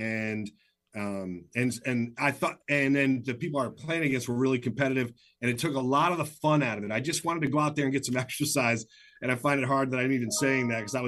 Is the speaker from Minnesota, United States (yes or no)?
no; Michigan, United States; moved away as an adult; also born or lived in Flint, Michigan; now in Seattle, United States; I worked, you know, in Flint, Michigan for 4 years because I grew up in Michigan